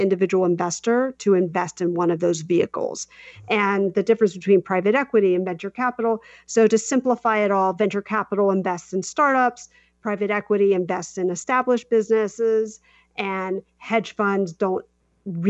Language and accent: English; South Carolina, United States; moved away; also born or lived in New York City; I'm from South Carolina.